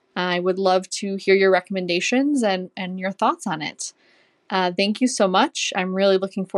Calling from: St. Paul, Minnesota, United States; I'm calling in from St. Paul, Minnesota.

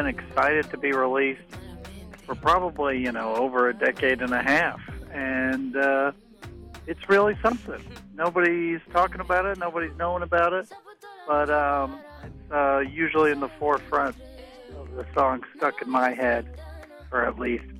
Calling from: Nashville, Tennessee, United States; I'm from Nashville, and I'm calling to say the best album in my opinion

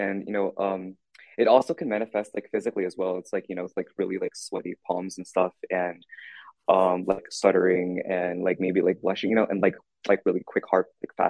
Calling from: Nevada, United States; I'm calling from Santa Fe Valley High School in Nevada.

